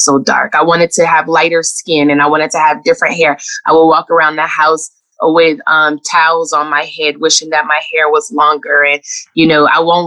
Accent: Los Angeles, California, United States; moved away; I grew up in Los Angeles in the 80s

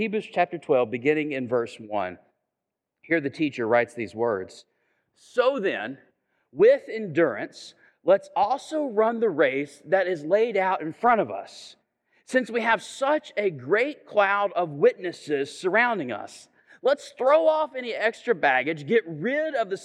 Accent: Chattanooga, Tennessee, United States; I'm from Chattanooga

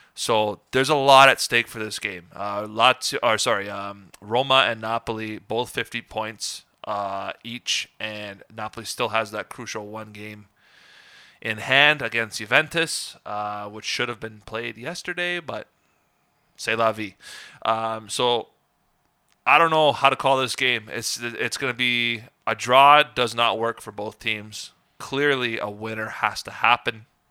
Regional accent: Canada; as a Canadian soccer fan

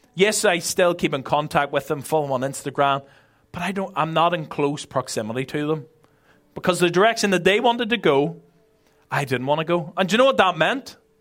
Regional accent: Belfast, Northern Ireland, United Kingdom; moved away as an adult; now in Ireland; I'm originally from Belfast

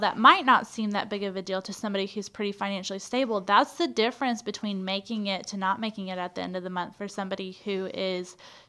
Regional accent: Texas, United States; I'm from East Texas, more or less.

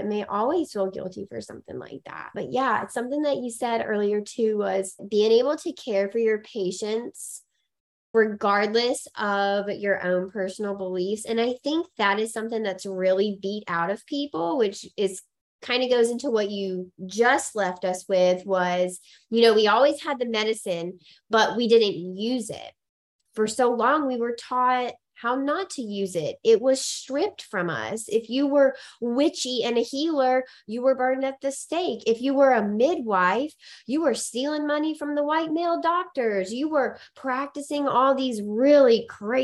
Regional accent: Mississippi, United States; also born or lived in Alabama; now in Boston, United States; I'm originally from Mississippi. I may live in Boston now, but I'm actually a very small town Mississippi girl at heart

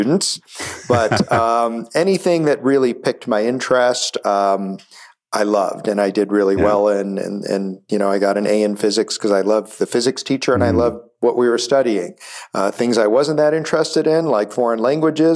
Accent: Buffalo, New York, United States; I grew up in Buffalo, New York, and I guess a normal middle-class family

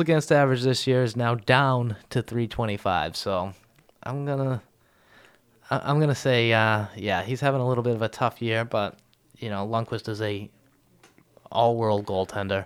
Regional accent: Boston, Massachusetts, United States; I'm from Boston

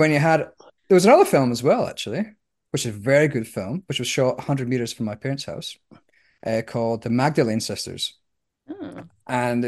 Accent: Scotland, United Kingdom; born or raised there; now in Australia

